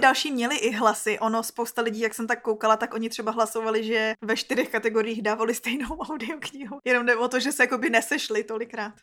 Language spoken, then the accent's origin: Czech; Czechia; my Češi prostě jsme měli takový nedostatek.